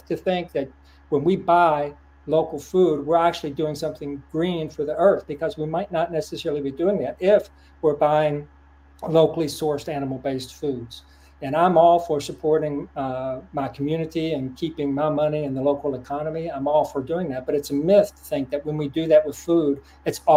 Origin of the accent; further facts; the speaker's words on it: Lexington, Kentucky, United States; my hometown, Lexington, Kentucky